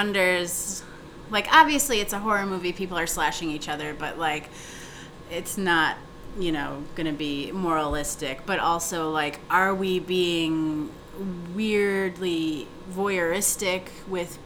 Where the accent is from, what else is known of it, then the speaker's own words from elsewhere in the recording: Green Bay, Wisconsin, United States; now in Chicago, United States; my hometown in Green Bay, Wisconsin